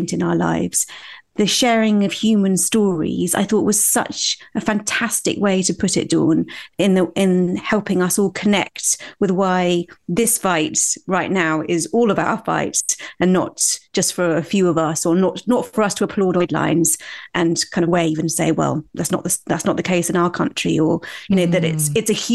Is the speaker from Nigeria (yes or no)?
no; United Kingdom; accent: British RP; I had an acceptable kind of British RP accent, like quite a middle-class accent.